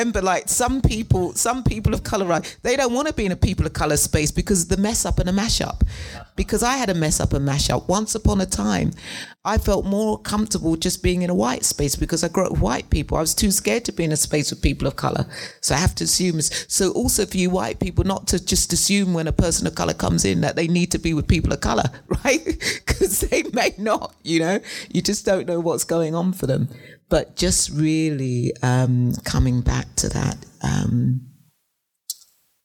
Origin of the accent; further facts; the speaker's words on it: England, United Kingdom; moved away; I grew up in England